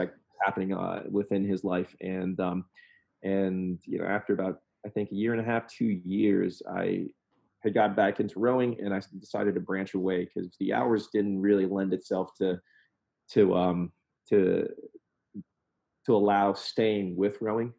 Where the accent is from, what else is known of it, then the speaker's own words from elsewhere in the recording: Southern Indiana, United States; I grew up in Southern Indiana